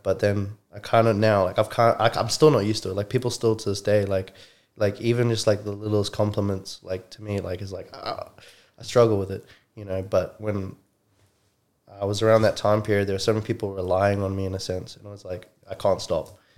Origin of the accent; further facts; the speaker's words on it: Johannesburg, Gauteng, South Africa; also born or lived in New Zealand; now in Brisbane, Australia; I'm originally from Randburg, South Africa, Johannesburg, Joburg. Um, I was born and raised there